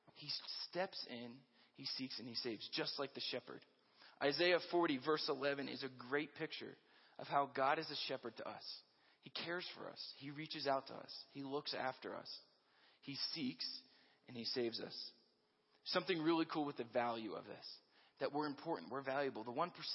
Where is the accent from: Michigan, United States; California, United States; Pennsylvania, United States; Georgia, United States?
Pennsylvania, United States; Hershey; now in Colorado, United States; I grew up in Hershey, Pennsylvania